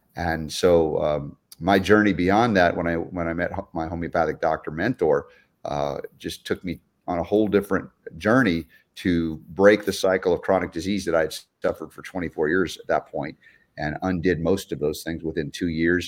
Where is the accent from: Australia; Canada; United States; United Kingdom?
United States; Georgia; growing up in Georgia for 30 years